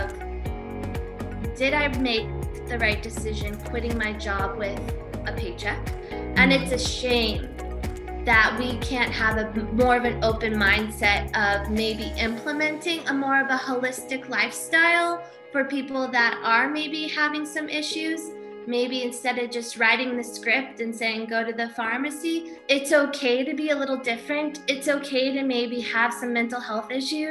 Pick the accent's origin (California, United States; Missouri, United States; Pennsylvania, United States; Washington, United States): California, United States; moved away as an adult; now in Wicklow, Ireland; I am originally from California, lived all around California. Then I moved to Ireland